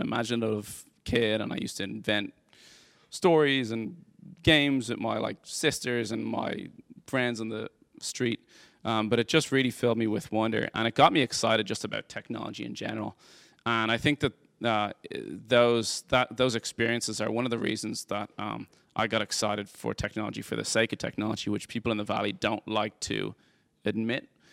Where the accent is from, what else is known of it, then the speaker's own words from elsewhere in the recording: Dublin, Leinster, Ireland; moved away as an adult; now in United States; I grew up in Dublin, Ireland. I moved here two thousand and eleven